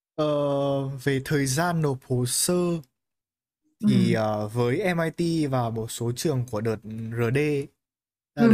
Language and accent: Vietnamese; Hanoi, Vietnam; em cũng sống từ bé ở Hà Nội